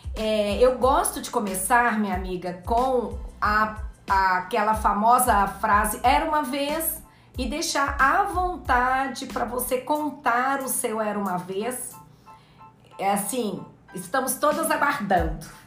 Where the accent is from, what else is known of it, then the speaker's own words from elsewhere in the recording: Minas Gerais, Brazil; como bom mineira